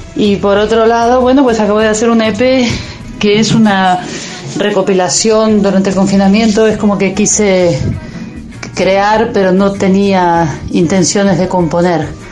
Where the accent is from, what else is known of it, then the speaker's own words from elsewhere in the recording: Ituzaingó, Buenos Aires Province, Argentina; now in Spain; Yo soy de Ituzaingó, no soy del arrabal, porteño.